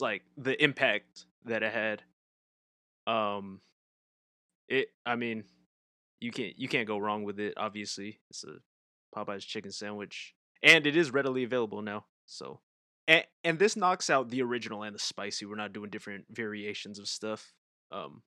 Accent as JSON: {"language": "English", "region": "Southern California", "country": "United States", "said": "I'm from Southern California"}